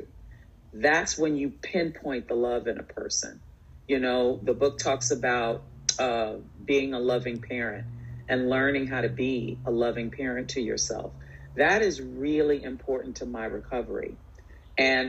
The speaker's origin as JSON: {"language": "English", "town": "New York City", "region": "New York", "country": "United States", "tie": "born or raised there", "also_born_or_lived": "Bronx, New York", "said": "I'm a New Yorker. I was born in the Bronx. We moved to Queens when I was 7."}